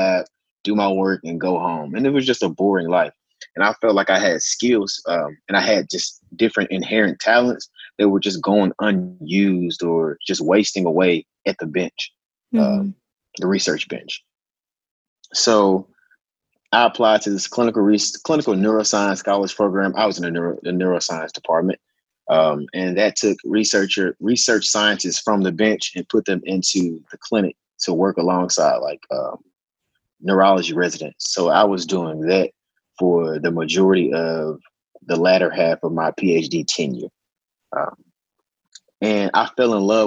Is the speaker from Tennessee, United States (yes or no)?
yes; Memphis, Tennessee, United States; now in Nashville, United States; I'm from Tennessee. Specifically, I'm from Memphis.